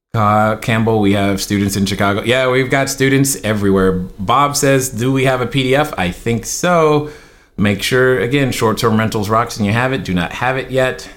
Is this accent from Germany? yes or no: yes; Germany; now in Laguna Hills, United States; I grew up in Germany